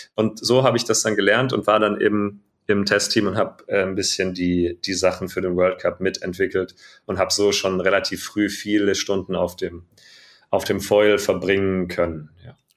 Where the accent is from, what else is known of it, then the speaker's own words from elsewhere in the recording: Radolfzell, Baden-Württemberg, Germany; ich bin vom Bodensee, ganz im Süden von Deutschland, äh, im Westen, in Radolfzell geboren